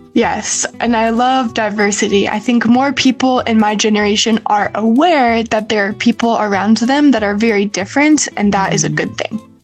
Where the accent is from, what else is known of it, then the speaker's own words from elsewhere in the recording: China; I grew up in China